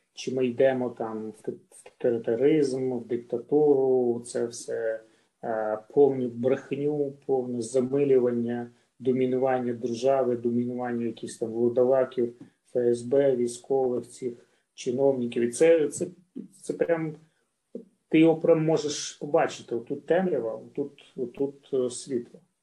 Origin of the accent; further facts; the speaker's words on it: Luhansk, Luhansk Oblast, Ukraine; я з Луганська